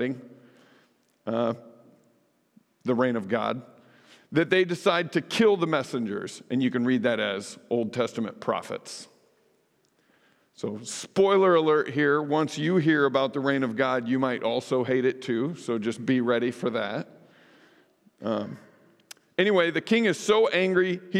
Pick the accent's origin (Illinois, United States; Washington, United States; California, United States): Illinois, United States; central; moved away as an adult; also born or lived in St. Louis, Missouri; now in Twin Cities, United States; I had lived in Illinois all my life. I grew up on a farm in central Illinois where my dad still raises beef cattle